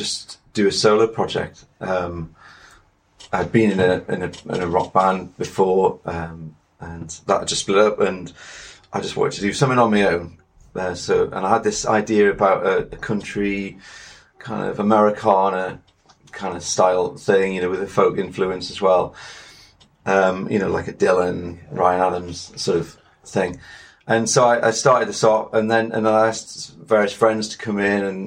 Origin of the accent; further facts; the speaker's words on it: Morpeth, North East England, United Kingdom; moved away as an adult; now in Cheshire, United Kingdom; that's where I grew up, from the age of one until I was 19